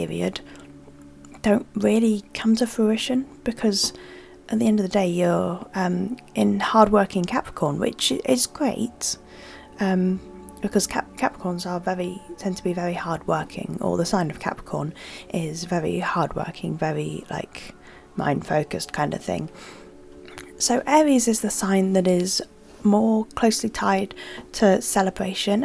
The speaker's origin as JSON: {"language": "English", "country": "United Kingdom", "said": "I'm British and it's cold here all the time"}